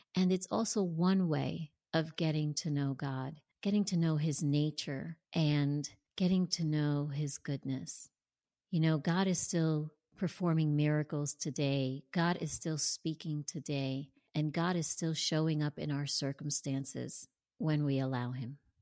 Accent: New Jersey, United States; born or raised there; moved away as an adult; now in Tampa, United States

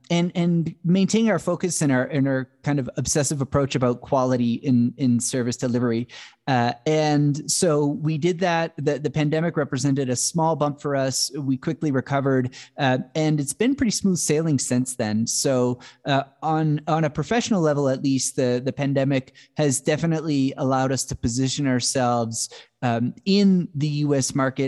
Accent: Canada; also born or lived in Silicon Valley, United States; now in Quito, Ecuador; I'm originally from Canada. I had a career in Silicon Valley.

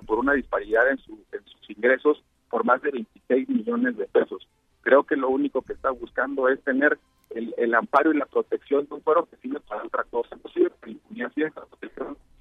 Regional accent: Mexico; como mexicano, como abogado, como político

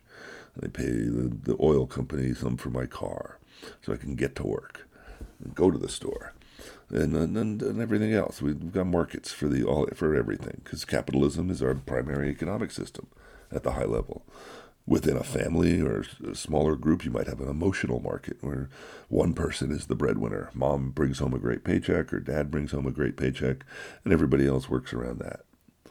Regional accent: United States; I grew up in America. I've been here for over 60 years

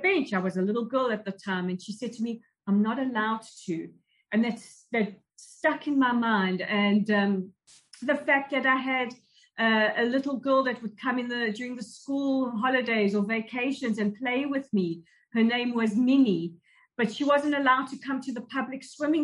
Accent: South Africa; now in Israel; growing up in South Africa at the height of the state of emergency years during the apartheid regime

